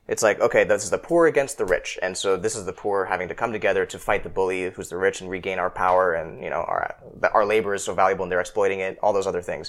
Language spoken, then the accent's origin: English; Seattle, Washington, United States; I grew up in Seattle